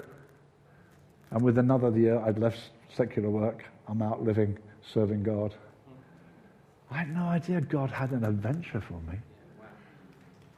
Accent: Brighton, South East England, United Kingdom; We lived in Brighton

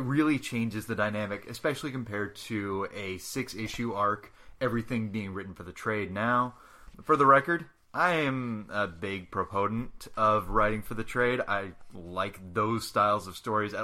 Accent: Sunnyvale, California, United States; I'm born and raised in the Bay Area

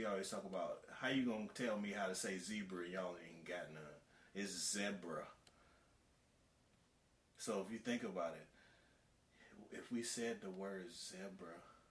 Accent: North Carolina, United States; We're from North Carolina.

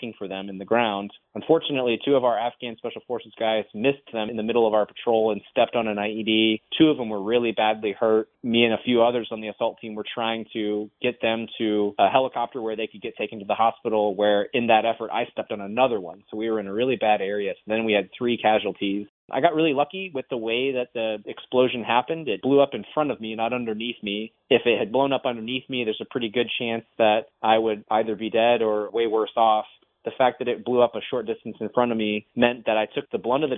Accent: St. Petersburg, Florida, United States; also born or lived in Bradenton, Florida; I grew up in St. Petersburg, Florida

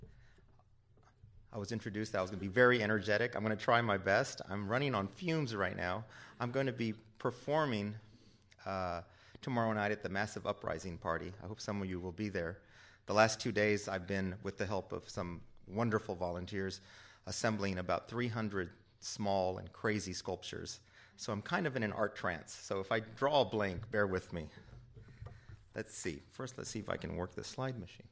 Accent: San Antonio, Texas, United States; growing up in San Antonio, Texas

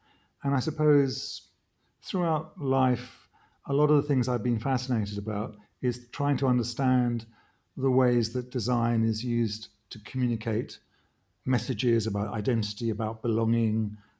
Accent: London, United Kingdom; accent: pretty English; I was born in Britain after the war in the 50s, and grew up slightly culturally dispossessed, in that I sounded pretty English, but I had this kind of middle European name, which was puzzling growing up in London.

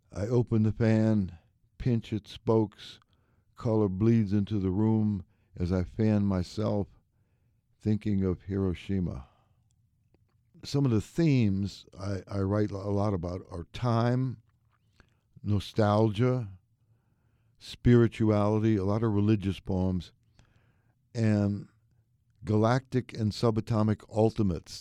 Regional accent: New Orleans, Louisiana, United States; moved away; I was born and raised in New Orleans

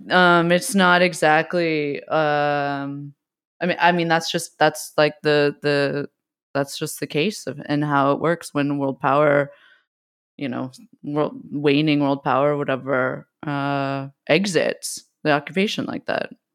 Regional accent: West Coast, United States; I also grew up. We grew up on the West Coast.

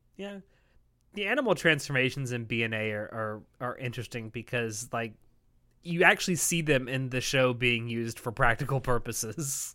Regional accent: the South, Florida, United States; I come from the South where we dip fries in, in milkshakes.

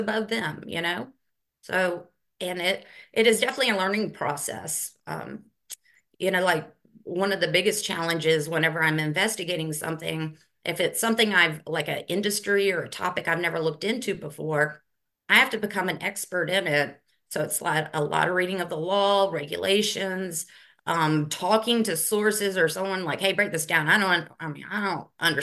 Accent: Newnan, Georgia, United States; also born or lived in Miami, Florida / Greenville; now in Augusta, United States; I grew up in Noonan, Georgia, so Coweta County. So I'm a Georgia girl.

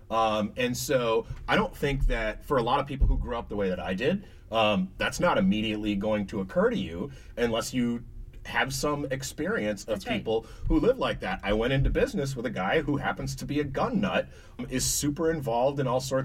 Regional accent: Oakland, California, United States; now in Michigan, United States; Where I grew up in Oakland, California

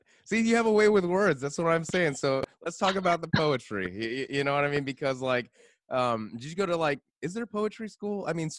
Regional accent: New York, United States; I mean, as a New Yorker

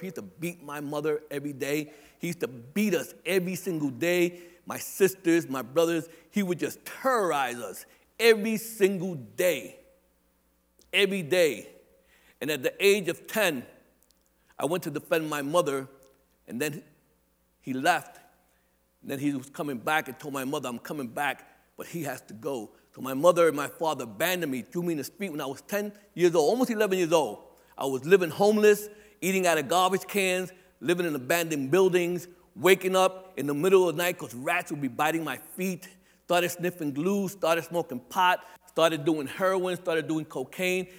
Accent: New York City, New York, United States; also born or lived in Staten Island; I'm a Brooklyn boy. I live in Staten Island, but I'm not from Staten Island. I'm from Brooklyn

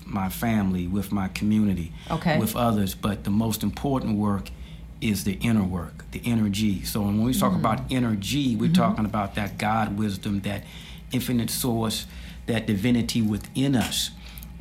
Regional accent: Washington, District of Columbia, United States; born or raised there; also born or lived in Tallahassee, Florida

